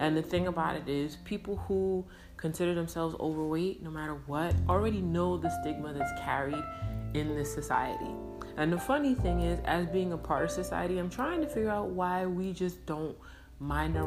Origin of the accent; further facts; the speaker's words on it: New York City, New York, United States; I grew up in New York City